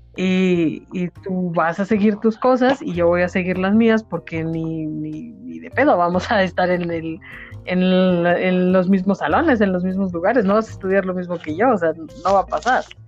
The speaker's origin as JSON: {"language": "Spanish", "town": "Apizaco", "region": "Tlaxcala", "country": "Mexico", "said": "yo soy de Apizaco"}